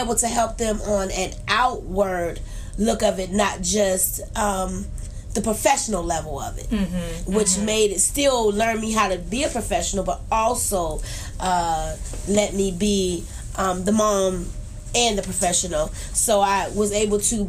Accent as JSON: {"language": "English", "town": "Youngstown", "region": "Ohio", "country": "United States", "tie": "born or raised there", "also_born_or_lived": "Trumbull County", "said": "I grew up in Youngstown all my life"}